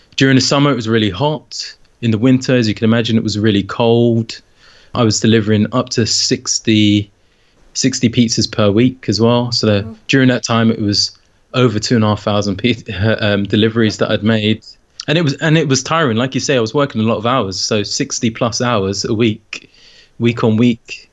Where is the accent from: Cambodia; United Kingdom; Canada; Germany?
United Kingdom; London; moved away as an adult; now in St Albans, United Kingdom; I grew up in London, in northwest London